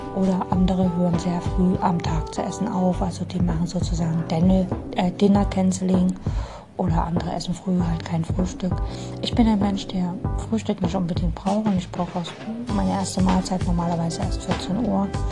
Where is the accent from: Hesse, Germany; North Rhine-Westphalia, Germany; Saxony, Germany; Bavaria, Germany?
Saxony, Germany; Dresden; Ich komme aus Dresden